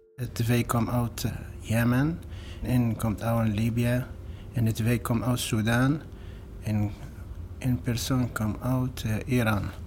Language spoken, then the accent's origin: Dutch; Homs, Homs Governorate, Syria; Dutch is a second language; moved away as an adult; also born or lived in Aleppo; now in Utrecht, Netherlands; Ik kom uit Syrië